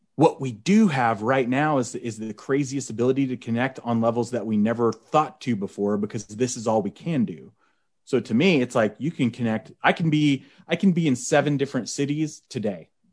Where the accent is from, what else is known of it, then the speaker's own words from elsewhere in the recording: Oklahoma, United States; Oklahoma? Like, that's where I'm from.